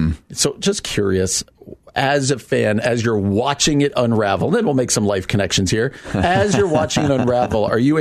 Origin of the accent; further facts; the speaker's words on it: New Jersey, United States; I grew up in New Jersey.